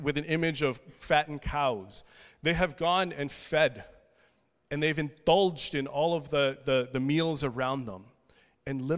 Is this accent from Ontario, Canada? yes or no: no; Vancouver, British Columbia, Canada; I'm from Vancouver